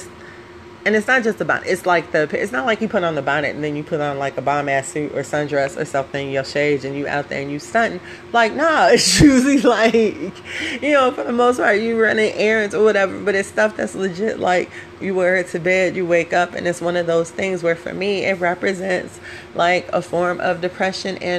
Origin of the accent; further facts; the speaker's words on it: Chicago, Illinois, United States; we as High Park kids, we not project chicks. I'm not a project girl.